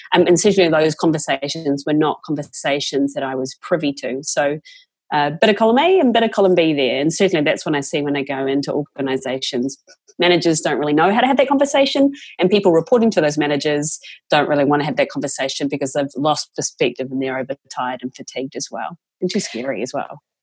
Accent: New Zealand; moved away; I was one of five kids, Catholic family, growing up in New Zealand.

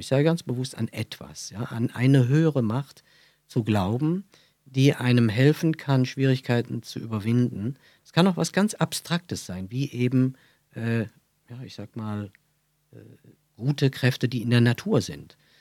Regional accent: Brühl, North Rhine-Westphalia, Germany; accent: Kölsch; Ich bin aufgewachsen in Brühl bei Köln

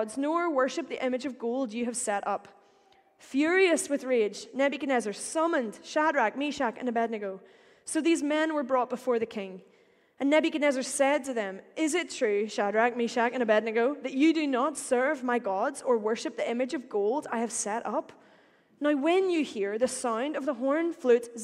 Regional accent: Northern Ireland, United Kingdom; accent: Northern Irish; I will say power like any good Northern Irish person

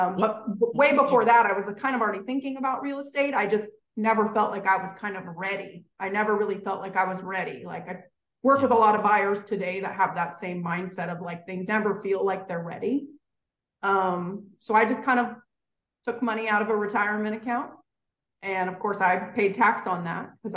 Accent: California, United States; moved away as an adult; also born or lived in Los Angeles; now in Tennessee, United States; I'm from California.

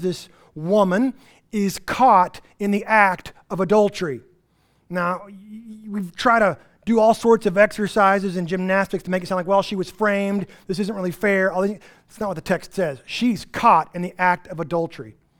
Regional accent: Texas Panhandle, United States; I grew up in the Texas Panhandle

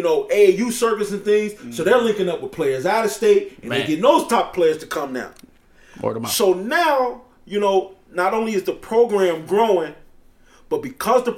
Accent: Chicago, Illinois, United States; we're from Chicago.

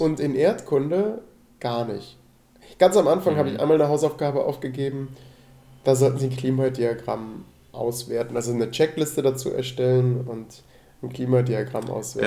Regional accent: Rhineland, Germany; moved away; ich komme aus dem Rheinland

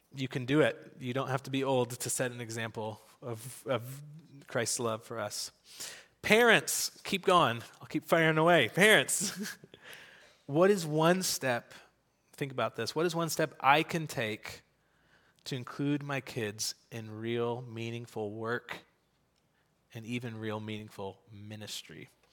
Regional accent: United States; I grew up in America going to, uh, to church

